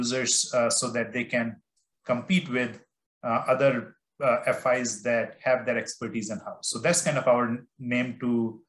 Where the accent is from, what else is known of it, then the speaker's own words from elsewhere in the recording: India; I grew up in India and I love mangoes.